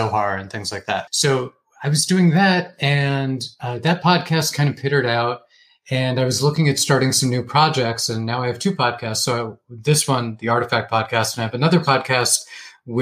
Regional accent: Northern Virginia, United States; moved away as an adult; also born or lived in Boston area; now in Jerusalem, Israel; I grew up in Northern Virginia and then went to school in the Boston area

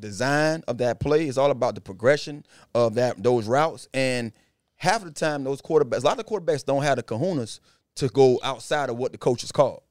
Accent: Miramar area, Florida, United States; he grew up in my hometown. I went to school with his mom and his dad, um, high school.

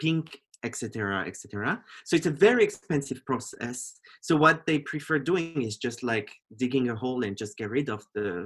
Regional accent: French-speaking Switzerland, Romandy, Switzerland; moved away as an adult; also born or lived in Geneva; I grew up in Switzerland in a very conservative village. It's on the French side of Switzerland, so it's south.

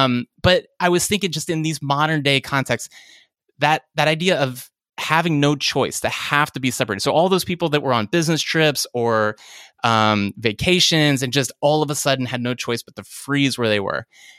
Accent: Virginia, United States; now in Richmond, United States; I grew up in Virginia, the suburbs of Washington, D.C., and then I'm now about 90 miles south in Richmond

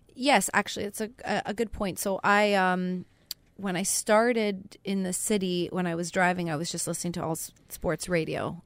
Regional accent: Canada; moved away; I'm Canadian, and I'd never been to Winnipeg

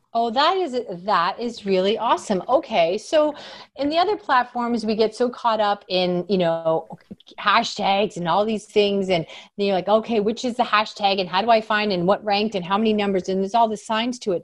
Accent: Canada; I'm from Canada

